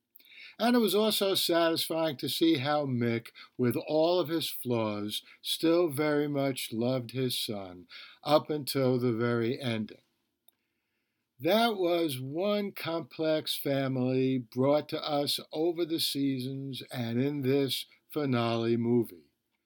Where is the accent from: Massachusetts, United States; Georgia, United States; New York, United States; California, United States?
New York, United States; New York City; I grew up in the Bronx.